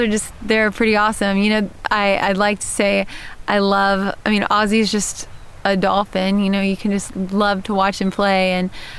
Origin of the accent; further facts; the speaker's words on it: Texas, United States; moved away as an adult; now in Georgia, United States; I'm from Texas, but I live in Georgia now